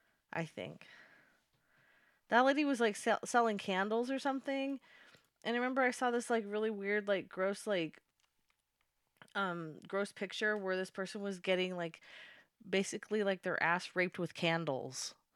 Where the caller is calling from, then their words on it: Turkey; I'm calling from Turkey.